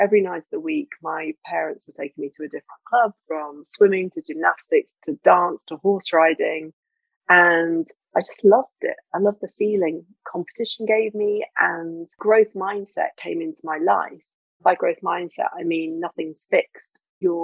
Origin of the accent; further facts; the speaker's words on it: Lincoln, East Midlands, United Kingdom; as a little girl, I grew up in Lincoln, which is a farming town in the north of England